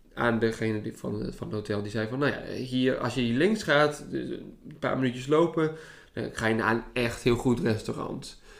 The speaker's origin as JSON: {"language": "Dutch", "country": "Netherlands", "said": "we uit Nederland kwamen"}